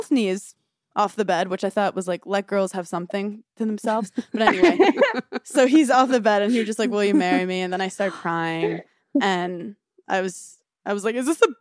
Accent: New York City, New York, United States; I'm from Brooklyn

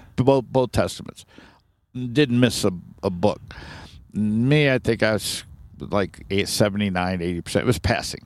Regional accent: Sharonville, Ohio, United States; now in Flagstaff, United States; born and raised in Cincinnati, Ohio, a little town called Sharonville, right outside Cincinnati

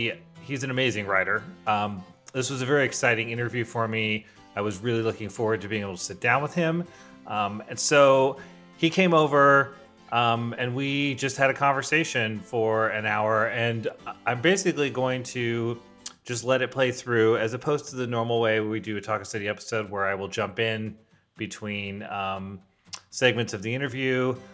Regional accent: Los Angeles, California, United States; also born or lived in Rosemead; I'm a film and television composer born and raised in Los Angeles, California.

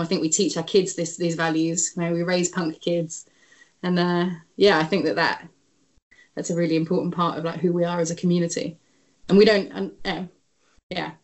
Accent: London, United Kingdom; moved away as an adult; now in Oakland, United States; growing up in London.

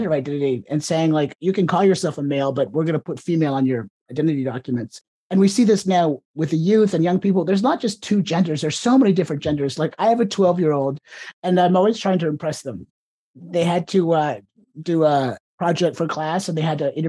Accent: Ontario, Canada; now in United States; I was born in Canada or the province of Ontario

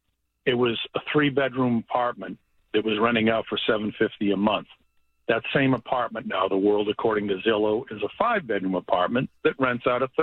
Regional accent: Foxborough, Massachusetts, United States; also born or lived in Germany / Boston; At age 18, I moved from Foxborough, Massachusetts to Boston.

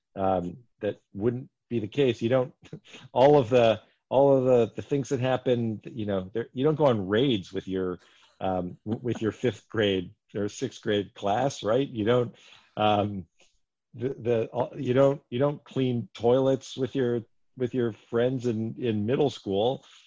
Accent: Bethlehem, Pennsylvania, United States; I grew up in Northeast Pennsylvania, Bethlehem.

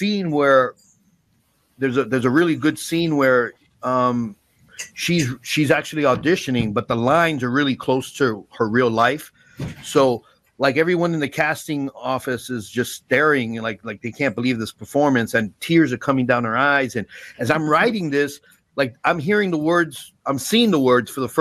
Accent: New York City, New York, United States; I grew up in the Bronx

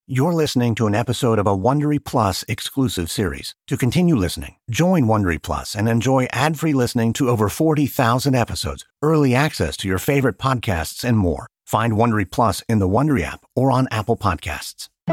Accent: Venezuela; I am from Venezuela

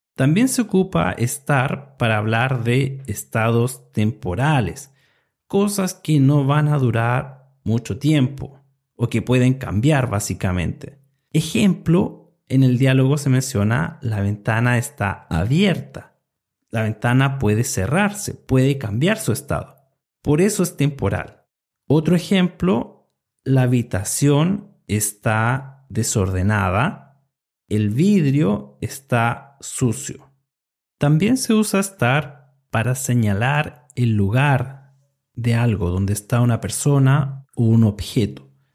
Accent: Chile; soy de Chile y enseño español para estudiantes extranjeros

